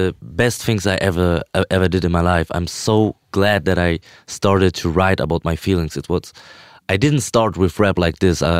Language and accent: English; Vienna, Austria; born there; she came to Vienna when I was born in Vienna